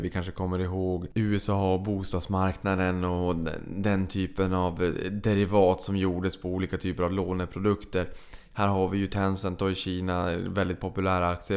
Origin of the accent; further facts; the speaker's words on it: Sweden; vi var från eh, Sverige